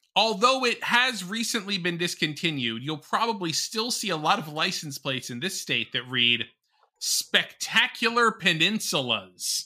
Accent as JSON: {"language": "English", "region": "Connecticut", "country": "United States", "tie": "born or raised there", "said": "my home state of Connecticut."}